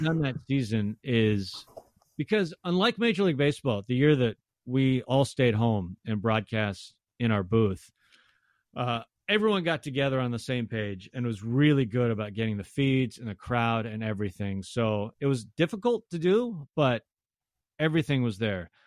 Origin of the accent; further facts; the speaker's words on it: Tacoma, Washington, United States; I grew up in Tacoma, so I went to a ton of Rainiers games as a kid too